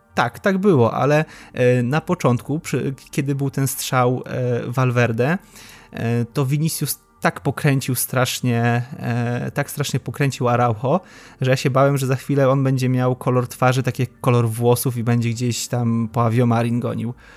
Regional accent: Łódź, Łódź Voivodeship, Poland; Jestem z Łodzi

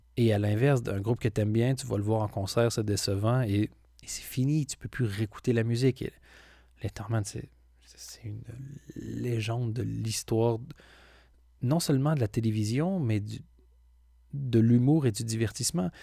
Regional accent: Belgium

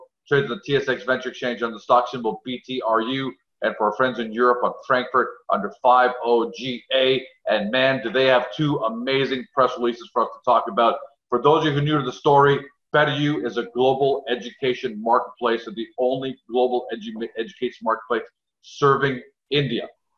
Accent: Canada; Because obviously we're Canadian and a lot of us don't know who NSDC is.

